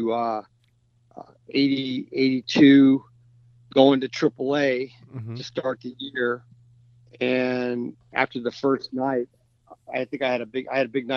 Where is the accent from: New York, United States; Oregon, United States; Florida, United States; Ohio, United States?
Florida, United States; Clearwater; moved away as an adult; also born or lived in California; now in Nashville, United States; I grew up in Clearwater.